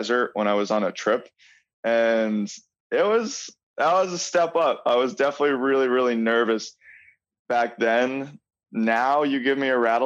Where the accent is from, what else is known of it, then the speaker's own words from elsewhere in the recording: Long Island, New York, United States; So I grew up in New York and in Long Island, New York, which is an amazing place for reptiles